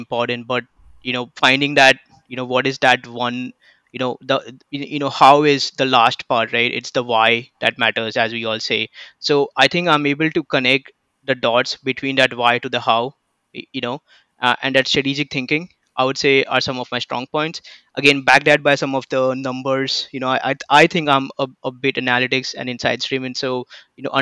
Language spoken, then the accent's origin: English; Mumbai, Maharashtra, India; moved away; I come from Mumbai, India.